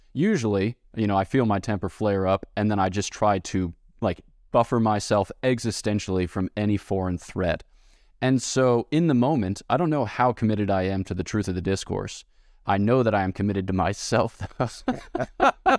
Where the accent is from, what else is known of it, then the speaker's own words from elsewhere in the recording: United States; I'm American